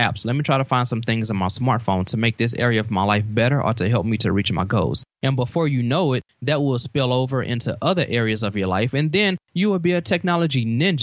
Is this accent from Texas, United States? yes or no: yes; Beaumont, Texas, United States; I grew up in Beaumont, Texas